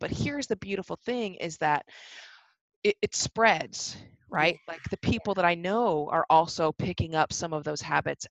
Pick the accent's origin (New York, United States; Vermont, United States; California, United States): California, United States; Los Angeles; now in Washington, D.C., United States; My hometown.